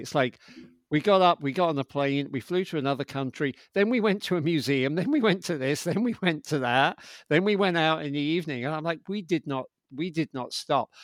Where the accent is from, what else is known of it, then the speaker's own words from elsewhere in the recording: London, United Kingdom; moved away as an adult; also born or lived in New York; I'm from London, um, and I moved to New York in my twenties